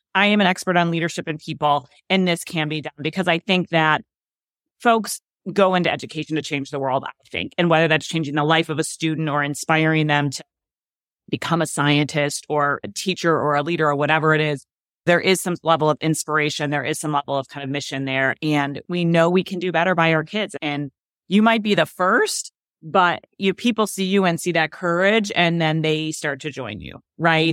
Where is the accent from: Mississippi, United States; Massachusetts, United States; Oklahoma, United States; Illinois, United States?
Illinois, United States; Chicago; moved away as an adult; I was from Chicago